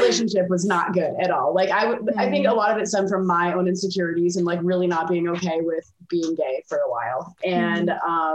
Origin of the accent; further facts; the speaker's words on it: Michigan, United States; moved away as an adult; now in Denver, United States; I come from Michigan